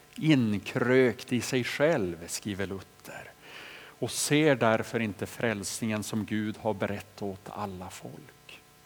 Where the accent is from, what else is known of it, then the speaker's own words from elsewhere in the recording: Boliden, Västerbotten County, Sweden; hemma i Boliden, där jag växte upp